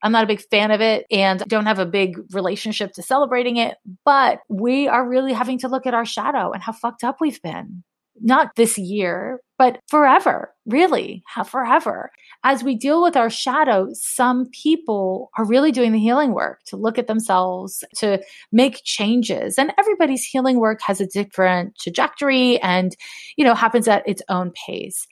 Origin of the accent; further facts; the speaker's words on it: Canada; now in United States; I grew up in Canada